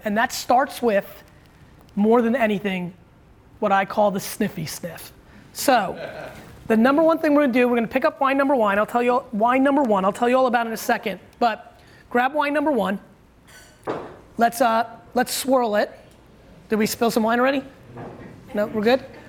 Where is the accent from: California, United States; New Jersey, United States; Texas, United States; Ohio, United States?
New Jersey, United States; Edison; I grew up in Edison where they were like building a lot